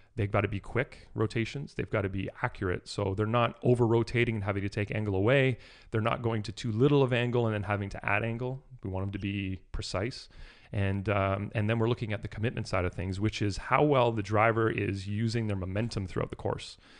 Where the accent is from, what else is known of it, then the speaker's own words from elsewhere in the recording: New Brunswick, Canada; also born or lived in Toronto, Canada; I was born in Toronto, but we moved down east to New Brunswick when I was about eleven or twelve years old